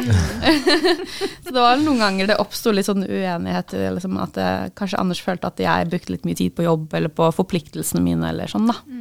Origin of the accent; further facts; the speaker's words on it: Oslo, Norway; moved away; jeg kommer fra Oslo, som er Norges største